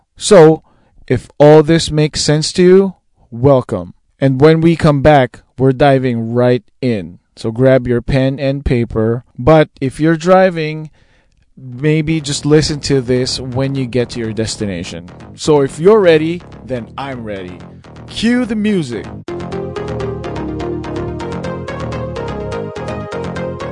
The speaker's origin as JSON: {"language": "English", "country": "Philippines", "said": "I'm Filipino and I'm Asian"}